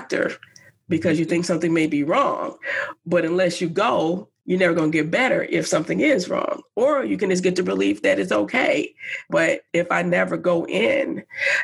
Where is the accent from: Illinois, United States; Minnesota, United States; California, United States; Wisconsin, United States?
Wisconsin, United States; Madison; having grown up here in Madison